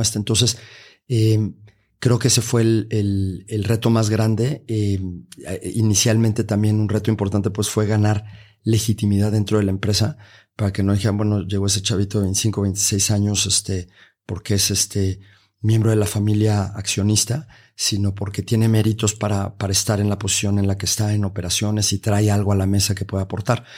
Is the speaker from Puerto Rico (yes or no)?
no; Mexico; en nuestro propio país